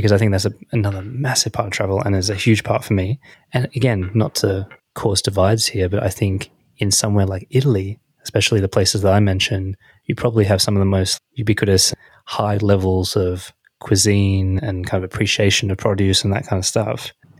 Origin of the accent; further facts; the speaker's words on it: Australia; especially coming back as an Australian